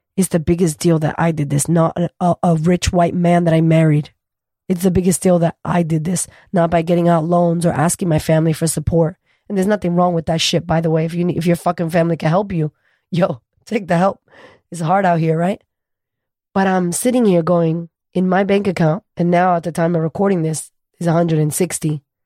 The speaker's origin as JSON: {"language": "English", "town": "Boston", "region": "Massachusetts", "country": "United States", "tie": "born or raised there", "moved": "as an adult", "lives_now": "Australia", "said": "I'm from America, originally from Boston. We grew up very poor"}